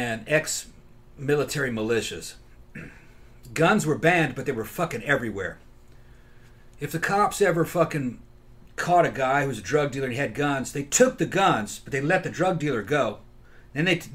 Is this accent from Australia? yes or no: no; Brazil; moved away; I grew up in Brazil